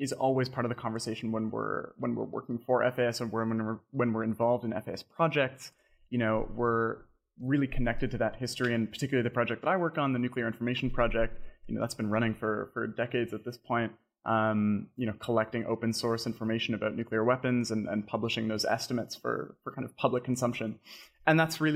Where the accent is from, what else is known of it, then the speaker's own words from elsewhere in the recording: Canada; also born or lived in London, United Kingdom; I'm Canadian. I studied at the University of Toronto